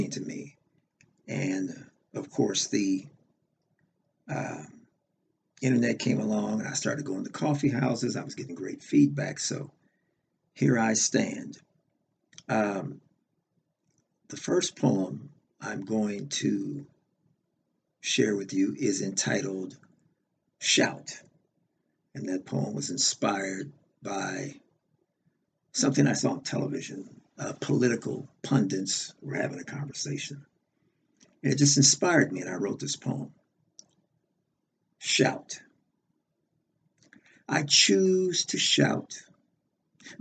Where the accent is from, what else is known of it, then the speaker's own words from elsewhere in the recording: Los Angeles, California, United States; I'm originally from Los Angeles, California